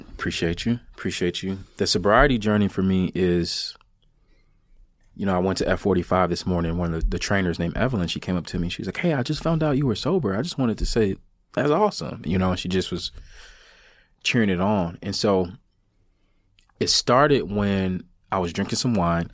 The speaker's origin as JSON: {"language": "English", "country": "United States", "said": "I'm an American"}